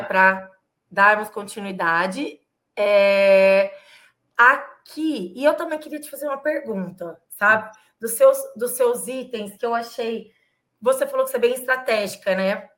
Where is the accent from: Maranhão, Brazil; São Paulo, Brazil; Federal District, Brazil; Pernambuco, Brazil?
São Paulo, Brazil; Ribeirão Preto; now in São Paulo, Brazil; eu sou de Ribeirão Preto também, mudei para São Paulo